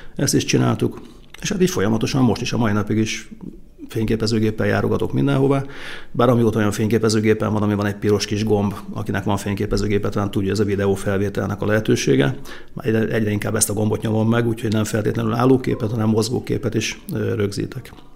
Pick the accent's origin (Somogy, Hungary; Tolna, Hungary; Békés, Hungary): Békés, Hungary; Békéscsaba; also born or lived in Kunágota; ilyen 49 négyzetméteres lakótelepi lakásban cseperedtem